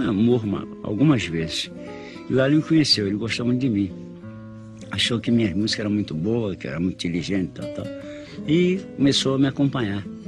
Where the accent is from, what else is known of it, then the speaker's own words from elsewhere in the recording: Rio de Janeiro, Brazil; Eu nasci no Rio de Janeiro, na rua, na, no bairro do Catete, na rua Ferreira Viana, em 1911